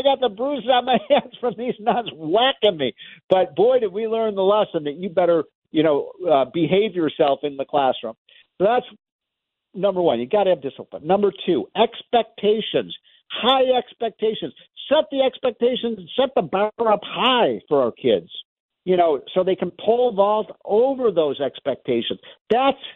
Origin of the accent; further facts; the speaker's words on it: Chicago, Illinois, United States; my hometown of Chicago.